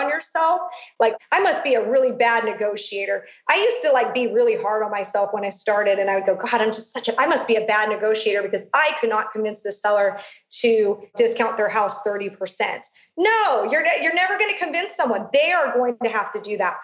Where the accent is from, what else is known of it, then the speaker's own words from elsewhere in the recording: Long Beach, California, United States; my hometown in Long Beach